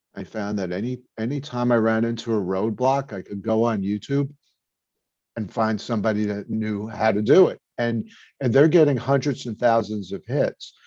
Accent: New York City, New York, United States; now in New Jersey, United States; I'm from Brooklyn, but I'm actually in New Jersey now

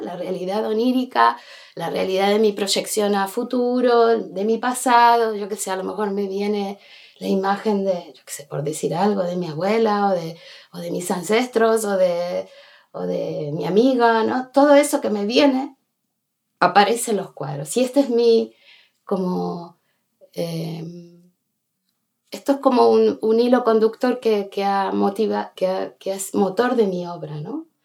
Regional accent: Buenos Aires, Argentina; moved away as an adult; now in Bustarviejo, Spain; nací en Buenos Aires y a lo, en un barrio central de, centro de Buenos Aires y llegué aquí, o sea, con, a los 26 años me, vine para aquí

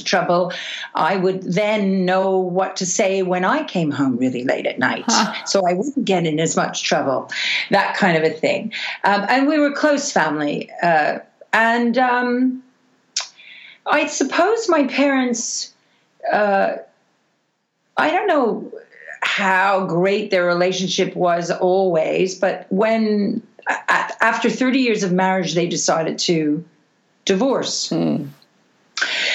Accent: Montreal, Quebec, Canada; I grew up in Montreal, Canada.

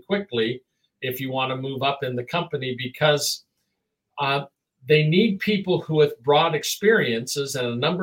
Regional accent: Oregon, United States; I was born in Oregon

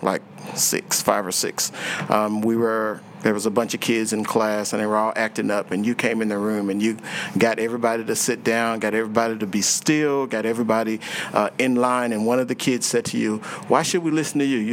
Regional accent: Houston, Texas, United States; I grew up in Houston

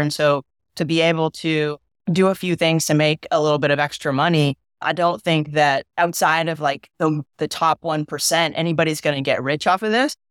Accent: San Diego, California, United States; moved away as an adult; also born or lived in North Carolina; I grew up in Southern California, played on the boys' baseball team in high school for La Jolla High

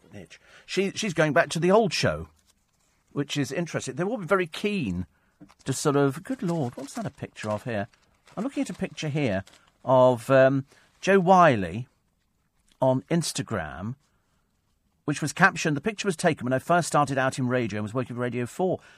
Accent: United Kingdom; we're British.

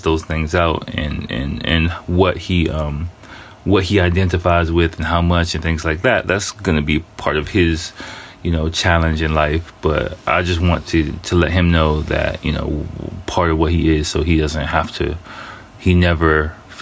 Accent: United States; now in Japan; I'm a first generation American. So I grew up in kind of a little bit of a similar environment in a way where I was surrounded. I grew up in America

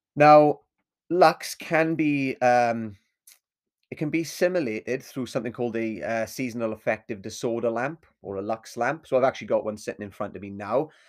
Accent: Swansea, Wales, United Kingdom; my hometown of Swansea

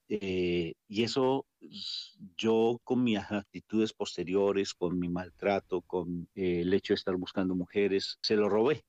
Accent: Colombia; moved away; nosotros somos psicólogos titulados de Colombia

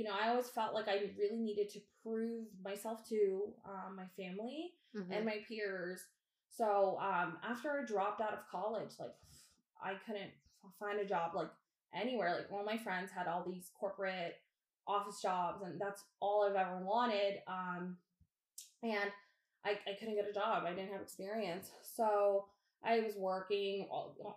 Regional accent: Virginia / D.C. area, United States; also born or lived in Dhaka, Bangladesh / New York City; I've been in the D.C. area since

